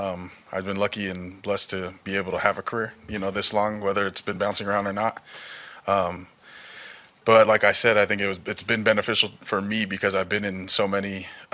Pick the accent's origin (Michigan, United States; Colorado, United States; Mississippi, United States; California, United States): California, United States; moved away as an adult; now in Las Vegas, United States; I'm from California, born and raised